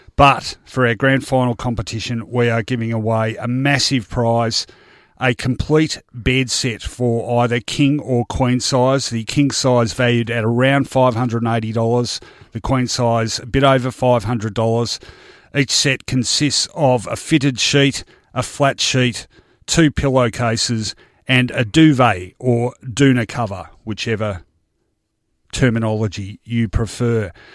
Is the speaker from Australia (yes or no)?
yes; Melbourne, Victoria, Australia; I grew up in Richmond's metropolitan recruiting ground when the Tigers were at their strongest in the early seventies